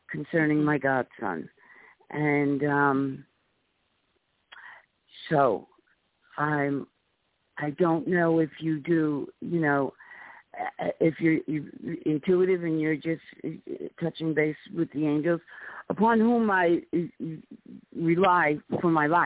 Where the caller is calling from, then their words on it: New York City, New York, United States; I'm calling from the Bronx, New York.